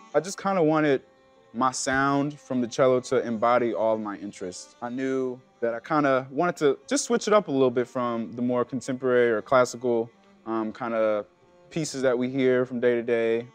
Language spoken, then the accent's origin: English; Milwaukee, Wisconsin, United States; now in Chicago, United States; born and raised in Milwaukee, Wisconsin.